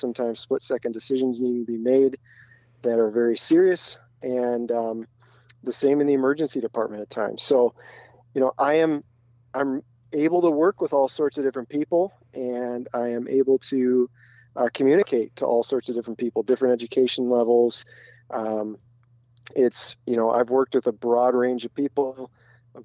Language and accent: English; Minneapolis, Minnesota, United States; I grew up in the Twin Cities.